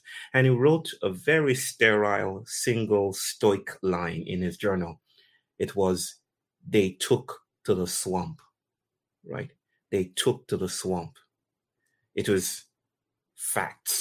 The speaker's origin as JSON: {"language": "English", "country": "Nigeria", "tie": "born or raised there", "also_born_or_lived": "Democratic Republic of the Congo", "moved": "yes", "said": "I was born in Nigeria, right? I grew up in Nigeria and migrated to what was then called the Democratic, Zaire, right, in Central Africa"}